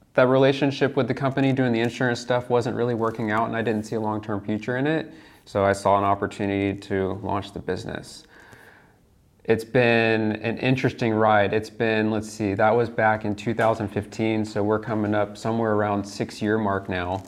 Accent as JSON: {"language": "English", "town": "Lakeland", "region": "Florida", "country": "United States", "also_born_or_lived": "Dallas", "moved": "as an adult", "said": "I am from Central Florida, Lakeland"}